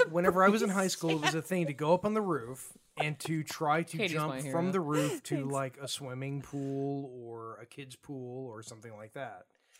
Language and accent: English; Louisiana, United States; I mean, I'm from Louisiana.